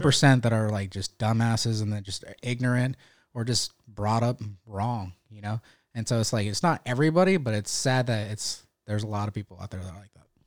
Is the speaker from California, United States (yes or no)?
yes; Stockton, California, United States; moved away as an adult; now in North Carolina, United States; I'm from Northern California, Stockton.